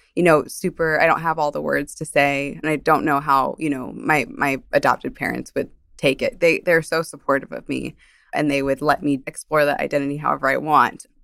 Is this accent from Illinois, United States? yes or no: no; New Jersey, United States; also born or lived in Colombia; I grew up in New Jersey